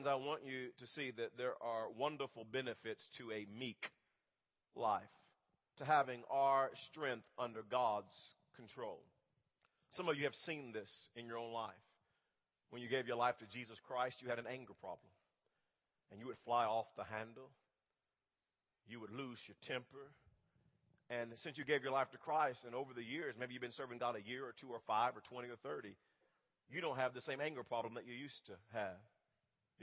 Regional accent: Wewoka, Oklahoma, United States; also born or lived in Holdenville; I'm a country boy at heart growing up in Wewoka

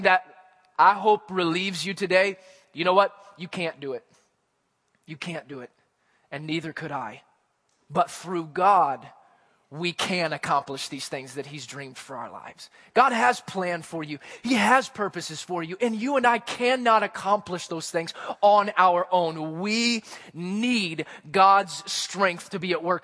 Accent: Missouri, United States; where I grew up in Missouri

